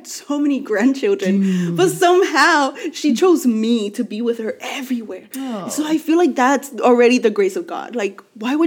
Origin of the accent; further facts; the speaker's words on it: Los Angeles, California, United States; also born or lived in Mexico; I'm from